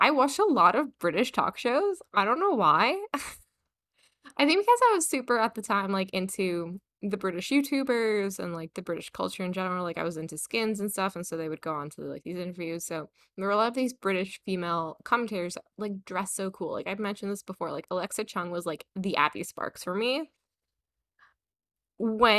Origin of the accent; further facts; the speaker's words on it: Middlebury, Vermont, United States; my hometown of Millbury, Vermont, tiny little sleepy town with a really high-end liberal arts college